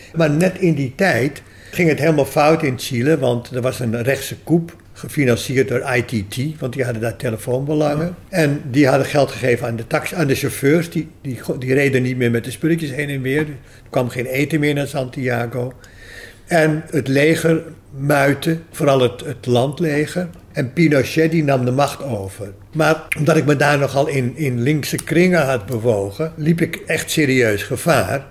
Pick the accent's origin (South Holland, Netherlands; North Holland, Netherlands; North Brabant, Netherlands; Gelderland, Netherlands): North Holland, Netherlands; Amstelveen; also born or lived in Grenoble, France / Canada / Los Angeles, United States / Peru; toen ik eh, vrij jong was, acht jaar, ben ik in Amstelveen verhuisd. Daar ben ik naar lagere school gegaan